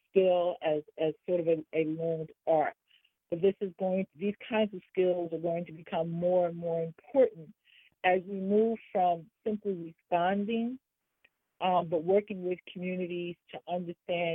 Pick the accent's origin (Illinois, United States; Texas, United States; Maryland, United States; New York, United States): New York, United States; New York City; I'm from New York. I'm from Harlem. I've lived in urban America all my life